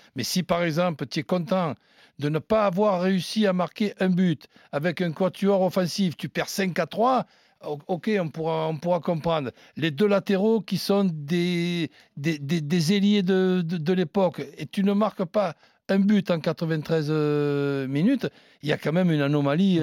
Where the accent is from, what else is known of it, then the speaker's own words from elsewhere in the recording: France; en tant que Français